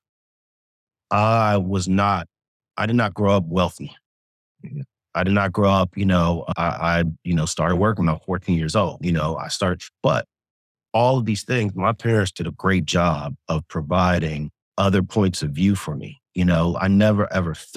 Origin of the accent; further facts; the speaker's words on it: Inglewood, California, United States; also born or lived in Sweden; I grew up in LA, you know, grew up in Inglewood, two blocks from